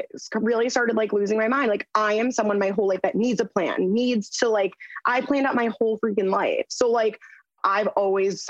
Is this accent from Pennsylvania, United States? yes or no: no; New York City, New York, United States; also born or lived in the Hamptons, New York / Indiana / Delaware; I grew up in New York City and ended up moving out, really strange, but to the Hamptons after 9/11